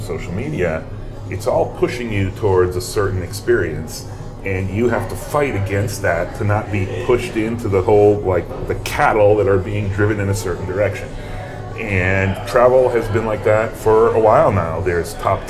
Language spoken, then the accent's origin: English; Massachusetts, United States; I grew up in Massachusetts